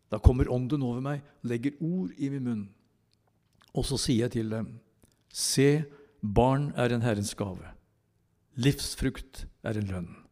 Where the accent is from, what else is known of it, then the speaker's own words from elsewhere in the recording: Tylldalen, Innlandet, Norway; jeg vokste opp i Tylderen